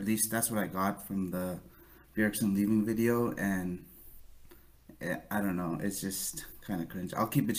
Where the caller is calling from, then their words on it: New Hampshire, United States; New Hampshire.